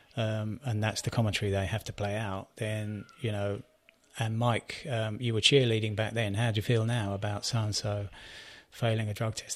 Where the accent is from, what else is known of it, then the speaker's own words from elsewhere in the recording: United Kingdom; I'm British